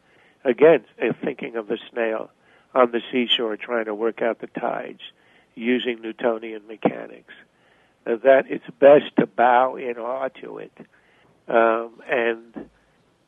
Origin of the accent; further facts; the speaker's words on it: Montreal, Quebec, Canada; now in United States; I grew up in Canada. I mean, born in the U.S., but my family moved to Canada when I was five. So I grew up in Montreal.